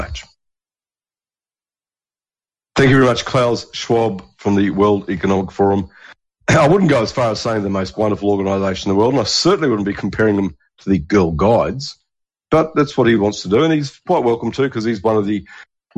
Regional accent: New Zealand; moved away as an adult; now in Australia; growing up in New Zealand

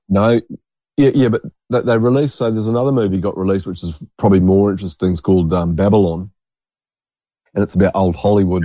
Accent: New Zealand; moved away; growing up in New Zealand

